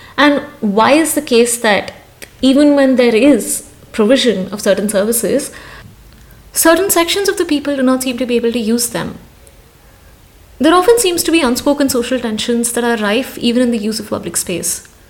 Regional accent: Hyderabad, Telangana, India; As a young woman growing up in Hyderabad

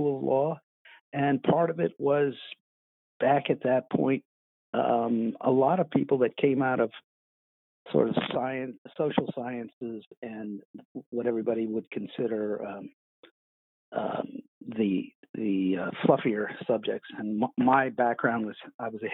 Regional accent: Washington, District of Columbia, United States; I grew up pretty much in the Washington, D.C. area. I was born there.

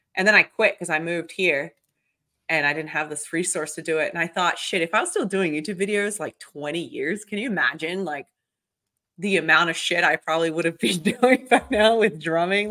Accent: Victoria, Australia; moved away as an adult; also born or lived in Brazil / Melbourne; now in United States; I was born in Brazil, so I have my Brazilian passport, um, and Australia, I was raised in Australia since I was eight, then I moved here

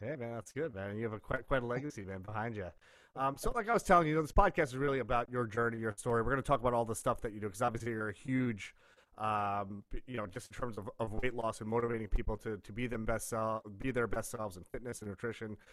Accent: New York, United States; growing up in New York

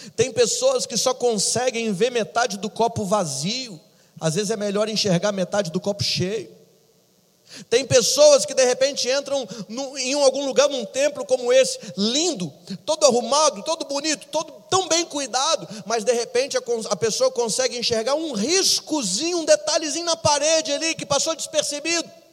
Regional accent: Minas Gerais, Brazil; eu sou mineiro, irmãos, com orgulho

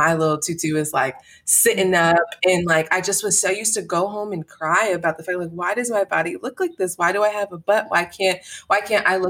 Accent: Albany, New York, United States; I did enjoy growing up in Albany

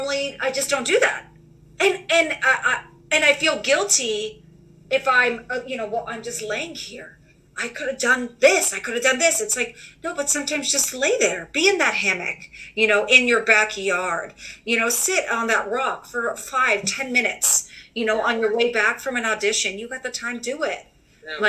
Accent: New York City, New York, United States; being a New Yorker

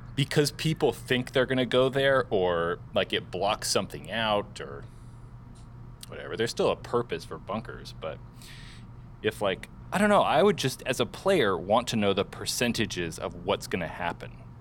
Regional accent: California, United States; I grew up in California

